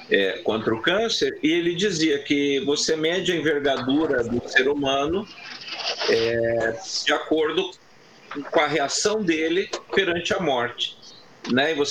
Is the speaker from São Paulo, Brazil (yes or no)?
no; Curitiba, Paraná, Brazil; moved away; Eu, inclusive, eu sempre comento que eu vim de Curitiba é, buscando qualidade de vida.